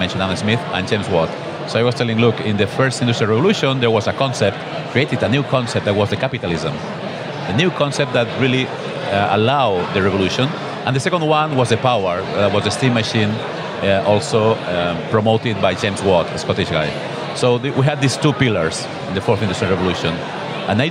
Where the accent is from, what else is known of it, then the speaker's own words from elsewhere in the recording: Barcelona, Catalonia, Spain; I am a guy from Barcelona